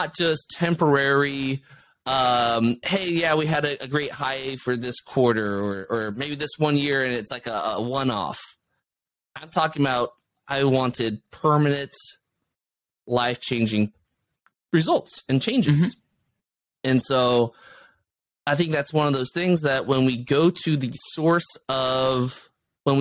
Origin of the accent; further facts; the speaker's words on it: United States; as an American